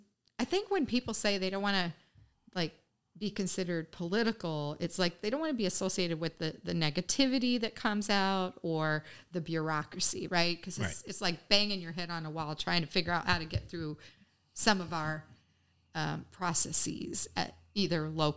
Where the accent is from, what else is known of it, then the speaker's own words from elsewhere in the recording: the South, United States; now in Oshkosh, United States; I'm not a native Wisconsin. I didn't grow up in Wisconsin. I moved here 25 years ago from the South.